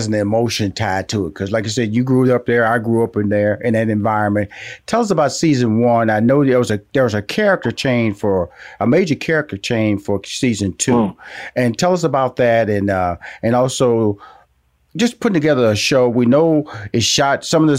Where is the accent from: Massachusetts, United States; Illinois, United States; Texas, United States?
Texas, United States; Houston; within Houston, Texas, a community that I was born in, a community that I pride myself. I tell people I'm from Fifth Ward all the time.